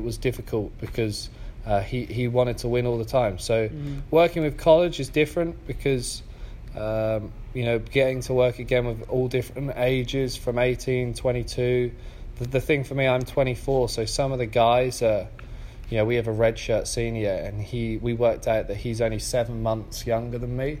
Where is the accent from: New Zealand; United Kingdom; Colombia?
United Kingdom; England; also born or lived in San Diego, United States; now in Toledo, United States; I'm from England.